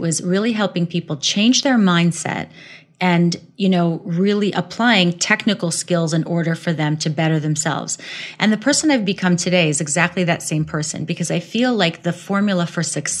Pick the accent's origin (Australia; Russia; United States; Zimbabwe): Russia; English is a second language; moved away; Actually, I came from Russia in 1980 with my family. So I'm Russian origin. You wouldn't know because I've completely erased my accent. So now I'm a global citizen.